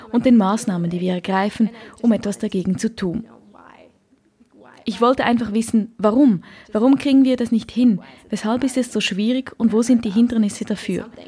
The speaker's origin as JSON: {"language": "German", "country": "Norway", "tie": "born there", "said": "Ich bin in Norwegen geboren, wo die Erdölindustrie groß ist. Wir sehen sie oft, wenn ich nach Hause gehe, dann fliegt man über die Nordsee und sieht die große Ölplattformen draußen im Meer."}